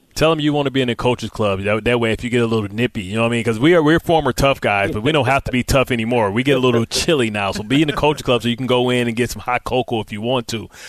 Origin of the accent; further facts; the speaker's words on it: Detroit, Michigan, United States; I'm from Motown